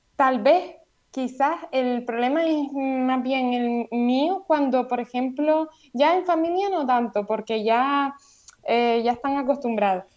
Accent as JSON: {"language": "Spanish", "area": "Gran Canaria", "region": "Canary Islands", "country": "Spain", "said": "soy de Gran Canaria"}